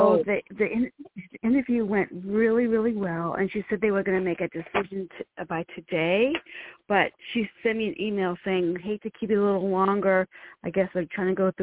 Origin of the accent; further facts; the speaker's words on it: Massachusetts, United States; I'm from Massachusetts.